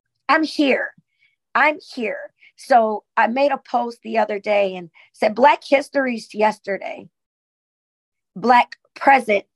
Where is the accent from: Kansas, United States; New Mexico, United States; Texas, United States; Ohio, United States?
Ohio, United States; Sandusky; being a Black woman in my hometown, Sandusky, Ohio